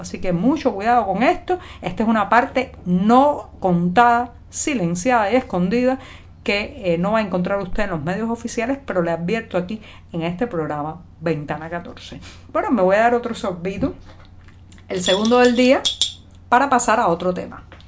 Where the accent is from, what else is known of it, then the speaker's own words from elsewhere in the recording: Cuba; cubana, periodista, ciudadana